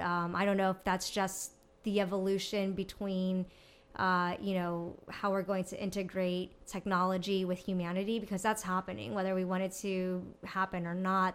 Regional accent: Mexico; growing up in Mexico

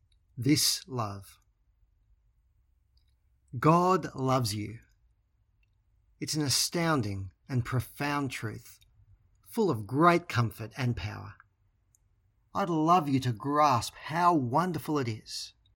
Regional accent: Australia; moved away as an adult; now in England; My wife Bron and I discovered this when we moved from Australia to live in England. For the most part, we spoke the same language as our English counterparts.

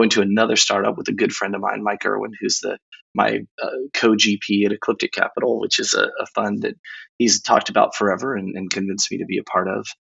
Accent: Nuremberg, Bavaria, Germany; also born or lived in Temple, Texas; I was a military brat. I grew up in Nuremberg. Um, we moved around a lot. I ended up going to high school uh, in Temple, Texas, about an hour outside of Austin

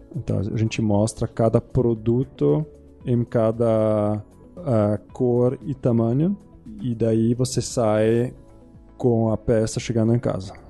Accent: Zurich, Switzerland; Portuguese is a second language; moved away as an adult; also born or lived in United States / England / New York; now in Brazil; eu sou de Zurich, Suíça. Ah, morei lá até vinte anos.

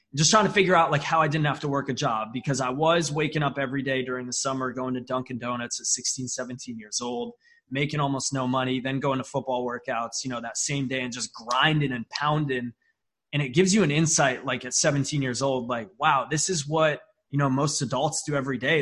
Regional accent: upstate New York, United States; I'm from a small town in upstate New York. I mean, like 30,000 people in my town. I am closer to Canada than I am to New York City

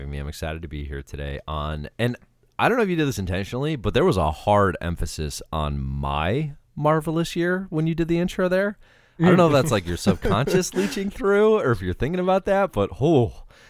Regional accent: Georgia, United States; I know I'm from Georgia

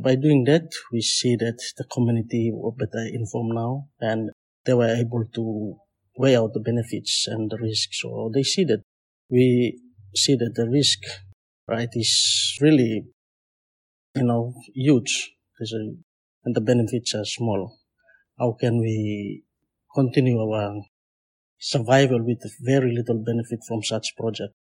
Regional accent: New Ireland, Papua New Guinea; I'm from Papua New Guinea. My island province is New Ireland.

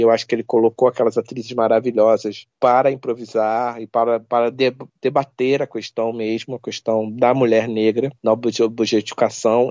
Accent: Rio de Janeiro, Brazil; Eu sou carioca

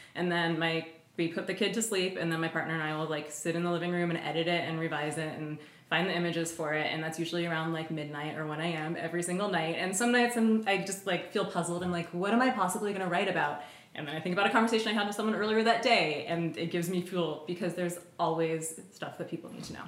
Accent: Oakland, California, United States; my partner and I are both born and raised in Oakland, so we have a community here

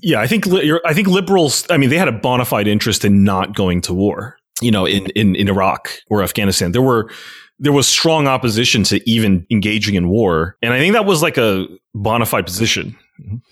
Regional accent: United States; I never feel more as Chinese American

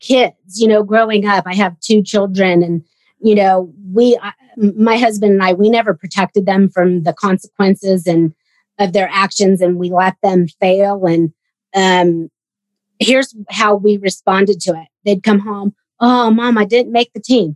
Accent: Sacramento, California, United States; also born or lived in Bay Area; I grew up in Sacramento, and I actually left home when I was 11 so that I could go train in the Bay Area

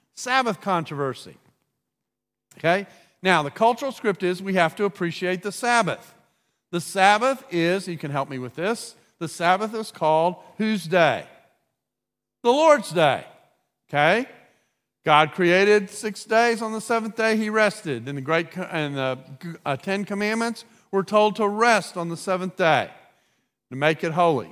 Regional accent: United States; as an American

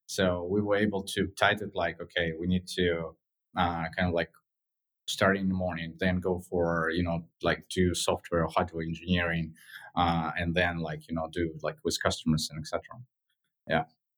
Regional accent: Moscow, Russia; in general, Moscow is beautiful. Like growing there is something like, you know, very different

